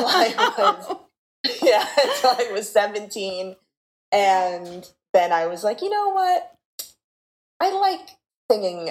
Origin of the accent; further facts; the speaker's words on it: Los Angeles, California, United States; moved away as an adult; now in New Jersey, United States; I'm originally from Los Angeles, California. And now I live in New Jersey